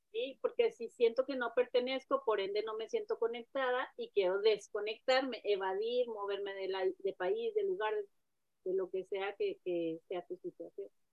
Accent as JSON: {"language": "Spanish", "country": "Mexico", "moved": "yes", "said": "la inmigrante o como la mexicana que vive donde no debe de vivir"}